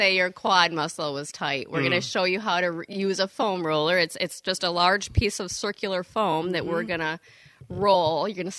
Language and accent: English; Cadillac, Michigan, United States; now in Saugatuck, United States; I am from Cadillac, Michigan, northern Michigan.